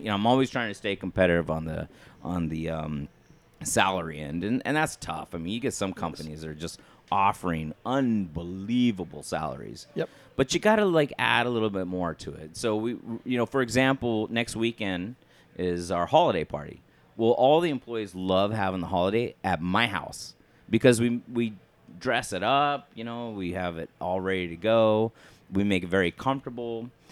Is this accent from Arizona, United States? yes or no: yes; Flagstaff, Arizona, United States; growing up in Flagstaff in high school